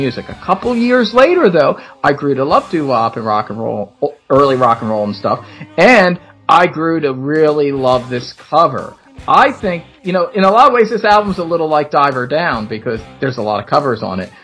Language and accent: English; Philadelphia, Pennsylvania, United States; I'm from Philly